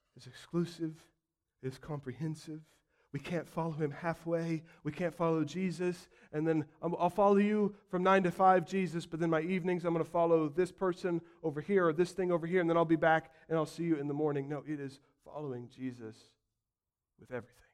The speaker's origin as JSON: {"language": "English", "country": "United States", "said": "as comfy American Christians"}